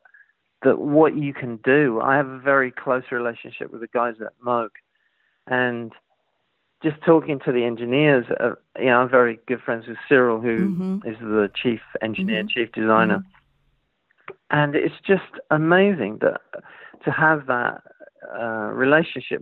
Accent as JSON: {"language": "English", "region": "London", "country": "United Kingdom", "tie": "born or raised there", "said": "growing up in East London in the 70s, it wasn't exactly Hollywood"}